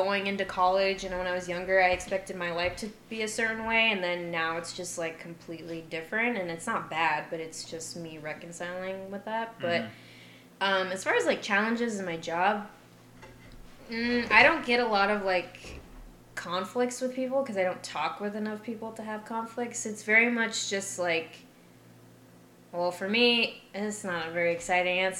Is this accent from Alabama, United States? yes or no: no; Arizona, United States; moved away; it was just all people from my very small hometown. And most of the people from my hometown kind of, like, just not necessarily stayed in the hometown, but stayed in Arizona